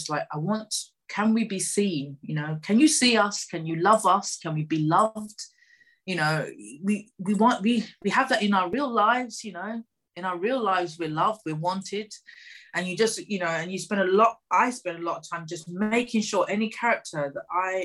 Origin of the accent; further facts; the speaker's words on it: United Kingdom; being female, being over a certain age, being British